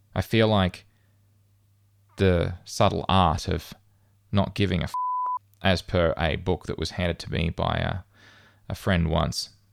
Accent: Australia; moved away as an adult; I would return home to Australia

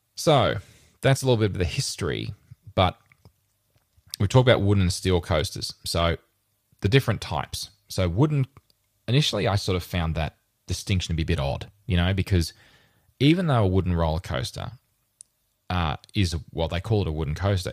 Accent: Rockhampton, Queensland, Australia; born or raised there; now in Brisbane, Australia

